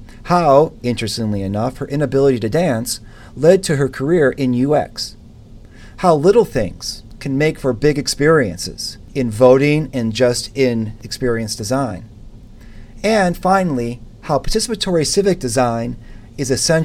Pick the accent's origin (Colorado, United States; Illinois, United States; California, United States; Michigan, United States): Michigan, United States; Grosse Pointe Park; I grew up in Michigan, okay. Just outside Detroit